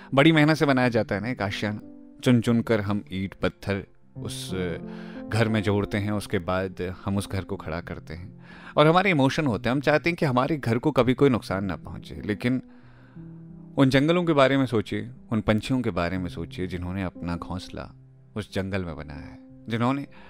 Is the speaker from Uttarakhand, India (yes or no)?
yes; Chopra village, Nainital, Uttarakhand, India; moved away; मेरी ना पैदाइश जो हुई है वो नैनीताल के चोपड़ा गांव में हुई है